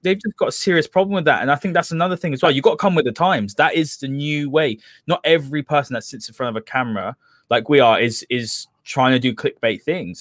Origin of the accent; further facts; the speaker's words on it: London, United Kingdom; I'm not from Manchester. you know, I'm from London way as well.